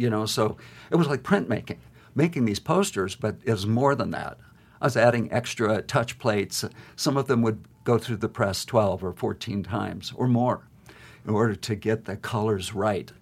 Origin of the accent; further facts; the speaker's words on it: Great Falls, Montana, United States; I grew up in Great Falls looking at those mountains